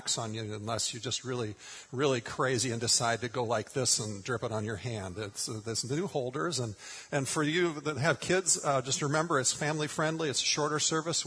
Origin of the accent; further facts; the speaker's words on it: Minnesota, United States; moved away; grew up in Minnesota